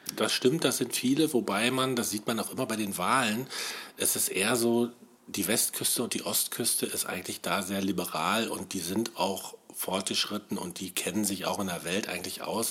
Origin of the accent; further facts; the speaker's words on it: West Germany, Germany; moved away as an adult; now in Brandenburg, Germany; ich bin Wessi, muss ich ja sagen, obwohl ich jetzt schon seit 1999 im Osten lebe.